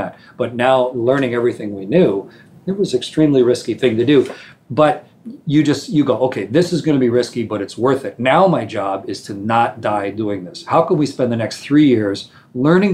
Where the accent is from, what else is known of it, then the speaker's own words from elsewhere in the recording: Canada; I'm a Canadian